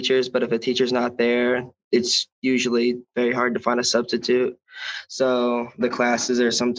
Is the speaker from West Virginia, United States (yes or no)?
yes; War, West Virginia, United States; I grew up in a small town in War. Well, the small town is War, and I go to Riverview.